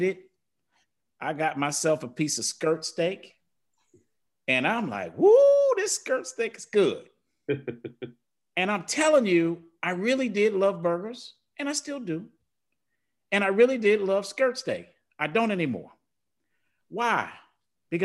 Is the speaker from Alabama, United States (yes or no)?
no; Detroit, Michigan, United States; I grew up in Detroit